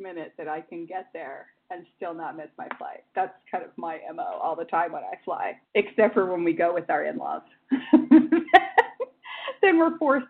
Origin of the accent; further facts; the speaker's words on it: Newport Beach, California, United States; I actually was born and raised in Newport, but went to high school here in Huntington. I haven't lived here in a long time